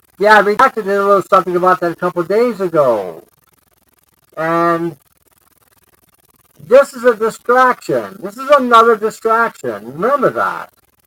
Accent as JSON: {"language": "English", "region": "Michigan", "country": "United States", "said": "Well, we're from Michigan."}